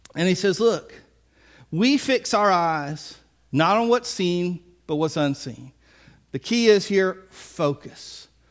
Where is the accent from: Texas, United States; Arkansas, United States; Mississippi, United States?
Mississippi, United States; Biloxi; I'm from Biloxi